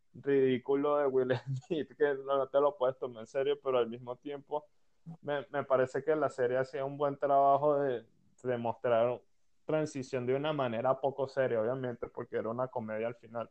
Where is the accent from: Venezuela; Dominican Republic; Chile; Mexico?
Venezuela; somos venezolanos los tres que estamos hablando